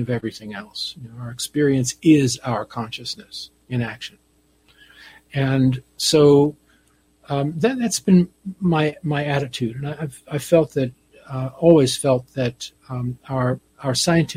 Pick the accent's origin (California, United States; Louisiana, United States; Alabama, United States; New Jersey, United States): New Jersey, United States; I grew up on the East Coast in New Jersey